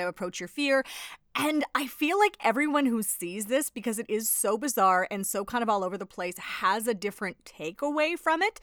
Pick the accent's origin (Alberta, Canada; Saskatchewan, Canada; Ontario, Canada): Alberta, Canada; Edmonton; I'm from Edmonton